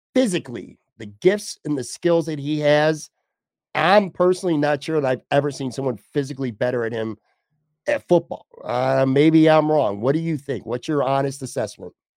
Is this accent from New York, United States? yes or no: yes; Buffalo, New York, United States; my hometown here